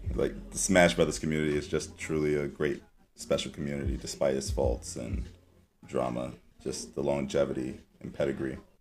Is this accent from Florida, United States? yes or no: no; New York City, New York, United States; I'm from Harlem